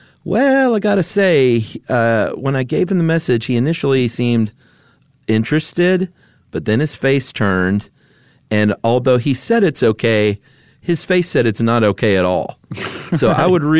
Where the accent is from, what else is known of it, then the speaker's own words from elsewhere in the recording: Atlanta, Georgia, United States; And growing up in Atlanta, seeing everyone with those shirts on the 4th of July